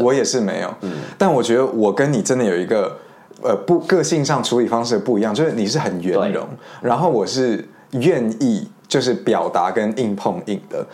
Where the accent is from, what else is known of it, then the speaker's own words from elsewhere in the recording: Madrid, Community of Madrid, Spain; moved away; 我从小自己是在那个马德里西班牙出生长大的